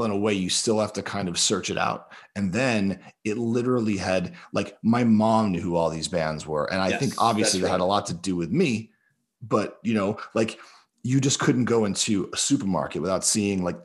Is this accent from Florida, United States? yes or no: yes; Florida, United States; growing up, like, you know, where I did in Florida